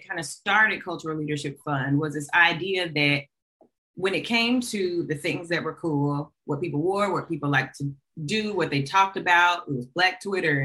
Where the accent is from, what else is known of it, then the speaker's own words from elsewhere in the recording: Montgomery, Alabama, United States; I'm from Alabama.